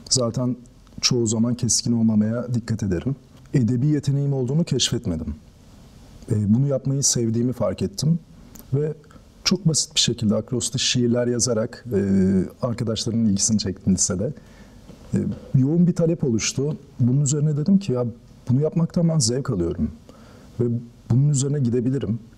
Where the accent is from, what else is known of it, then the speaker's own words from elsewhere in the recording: Tekirdağ, Turkey; moved away as an adult; now in Istanbul, Turkey; Ağustos 1994'te Tekirdağ'da doğdum. İlk orta öğretimimi ve lise öğretimimi orada tamamladım. Ardından İstanbul'a geldim